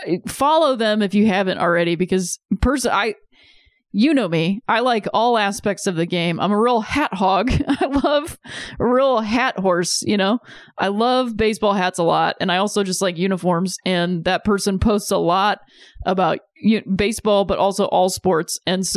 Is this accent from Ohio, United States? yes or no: yes; Akron, Ohio, United States; I'm from Akron, Ohio.